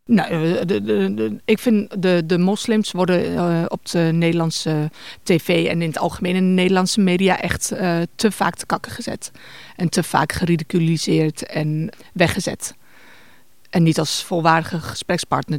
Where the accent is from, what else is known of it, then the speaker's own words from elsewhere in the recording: Winterswijk, Gelderland, Netherlands; bij ons in Winterswijk, organiseren mijn ouders elk jaar een iftar